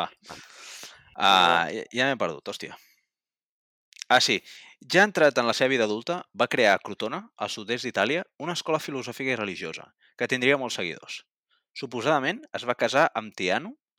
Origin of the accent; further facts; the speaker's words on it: Catalonia, Spain; com a catalans de bé